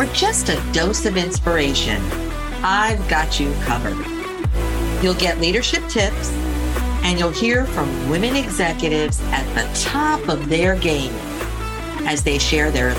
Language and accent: English; Athens, Attica, Greece; moved away; I grew up in Athens, Greece.